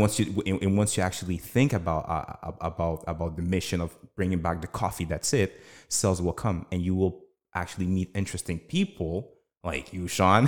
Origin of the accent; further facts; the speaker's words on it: Canada; I was born and raised in Canada.